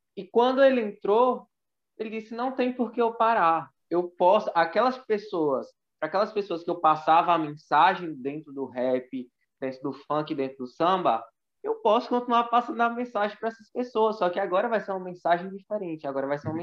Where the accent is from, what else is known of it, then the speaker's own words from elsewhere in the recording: Northeast Region, Brazil; sou nordestino